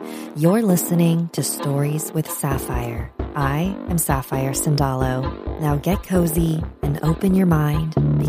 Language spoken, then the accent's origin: English; Las Vegas, Nevada, United States; moved away as an adult; now in Denver, United States; In the fall of 2014, I moved to Denver from my hometown of Las Vegas to start college and be closer to my dad and stepmom.